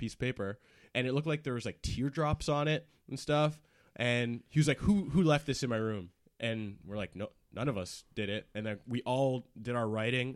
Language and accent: English; Brampton, Ontario, Canada; Brampton, stand up. It's my hometown.